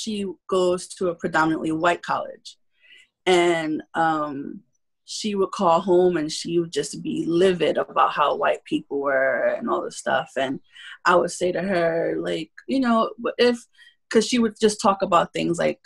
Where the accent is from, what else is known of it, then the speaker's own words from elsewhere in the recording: New York City, New York, United States; also born or lived in Spanish Harlem, New York; I grew up in Bushwick Projects